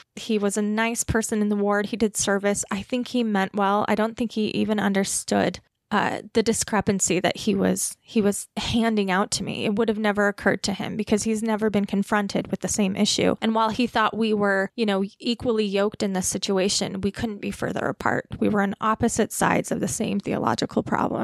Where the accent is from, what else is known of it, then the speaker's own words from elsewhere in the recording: Utah, United States; I come from Utah Mormon white American culture and tradition